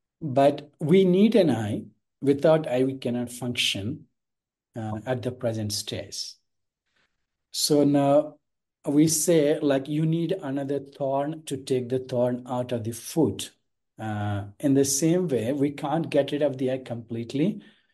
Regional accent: India; The base is I am born in India

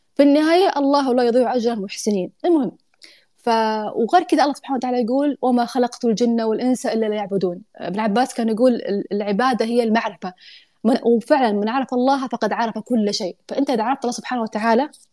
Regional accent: Saudi Arabia; moved away as an adult; now in United Arab Emirates; انا اصلا جايه من السعوديه

